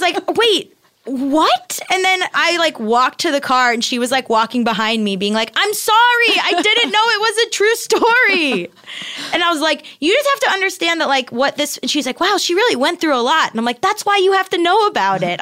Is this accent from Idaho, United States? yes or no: no; Hollywood, Florida, United States; moved away as an adult; also born or lived in Boston / New York; I'm from South Florida, uh, like Hollywood Beach area, and, uh, and my parents are still there